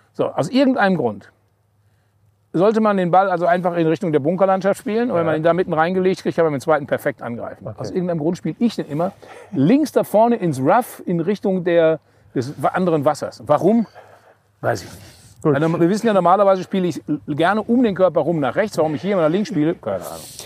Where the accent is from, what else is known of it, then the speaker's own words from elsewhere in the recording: North Rhine-Westphalia, Germany; accent: Hochdeutsch; moved away; also born or lived in Cologne; ich bin in Westfale, ich spreche Hochdeutsch